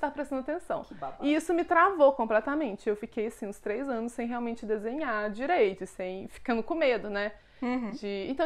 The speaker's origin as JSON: {"language": "Portuguese", "town": "Belo Horizonte", "region": "Minas Gerais", "country": "Brazil", "also_born_or_lived": "Contagem", "said": "É, então, eu sou daqui de Belo Horizonte. Eu morei muito na minha vida em Contagem, que é uma cidade aqui do ladinho."}